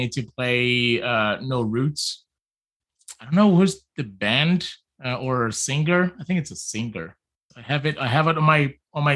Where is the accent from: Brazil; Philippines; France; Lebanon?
Brazil; also born or lived in California; now in Vancouver, Canada; I'm from Brazil. I've lived in California and now I live in Vancouver